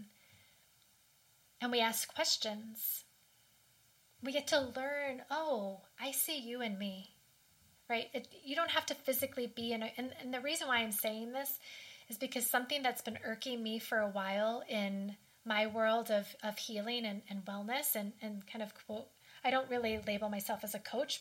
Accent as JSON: {"language": "English", "town": "Washington", "region": "District of Columbia", "country": "United States", "tie": "born or raised there", "said": "I grew up in Washington, the D.C. area"}